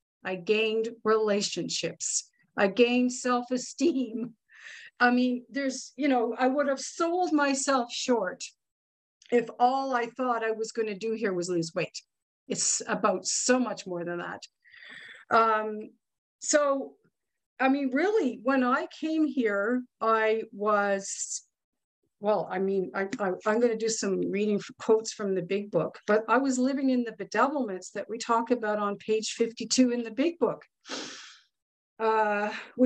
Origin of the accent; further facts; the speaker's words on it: Ottawa, Ontario, Canada; I am from Ottawa, Ontario, Canada